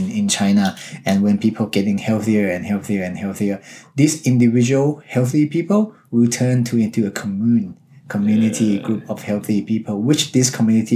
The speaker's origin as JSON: {"language": "English", "country": "Thailand", "tie": "born or raised there", "said": "I'm from Thailand. I watched Muay Thai growing up"}